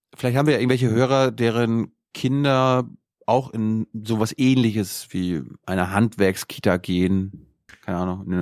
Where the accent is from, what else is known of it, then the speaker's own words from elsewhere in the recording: Mecklenburg-Vorpommern, Germany; moved away; meine Heimat